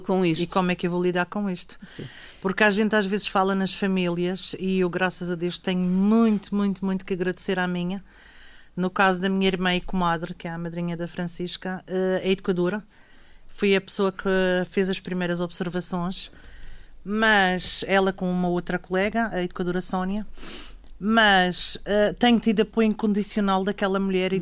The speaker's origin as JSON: {"language": "Portuguese", "town": "Ponta do Sol", "region": "Madeira", "country": "Portugal", "said": "sou da Ponta de Sol. Hum e vivo e trabalho na Ponta do Sol"}